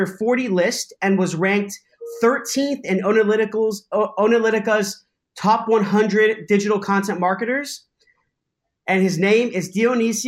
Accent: Cyprus; I'm actually from Cyprus. So I'm 100% Greek Cypriot

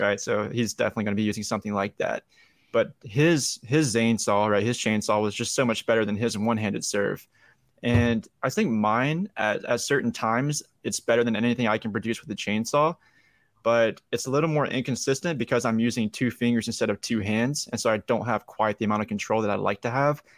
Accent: Young Harris, Georgia, United States; also born or lived in Atlanta metro area; now in Atlanta, United States; I'm from Young Harris, Georgia, which is like the northeast part of Georgia.

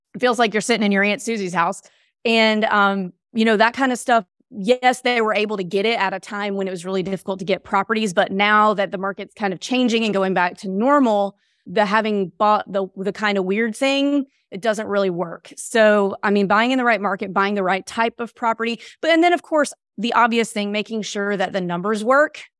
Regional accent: Mississippi, United States; moved away; I grew up in Mississippi

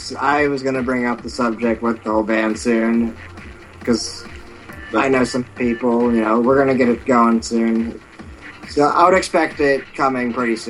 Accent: Clarion, Pennsylvania, United States; born or raised there

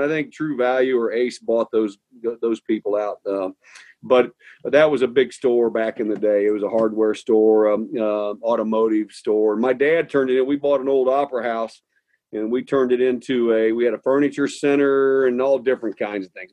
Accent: St. Charles, Missouri, United States; moved away; also born or lived in Nokomis, Illinois; I grew up in St. Charles, Missouri, which is a suburb of St. Louis

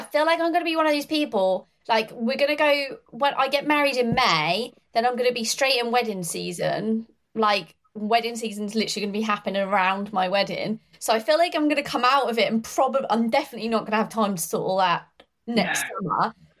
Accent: East Midlands, United Kingdom; I'm Northamptonshire. So Midlands.

